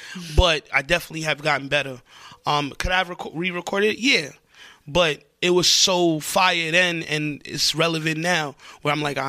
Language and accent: English; Elmont, New York, United States; I come from Elmont, Long Island, small town.